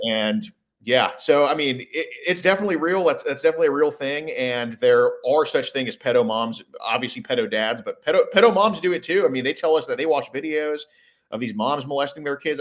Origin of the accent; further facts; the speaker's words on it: Houston, Texas, United States; I'm from Houston, Texas